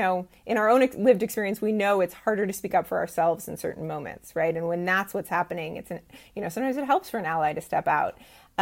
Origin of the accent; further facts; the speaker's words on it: Bay Area, California, United States; I was raised in the Bay Area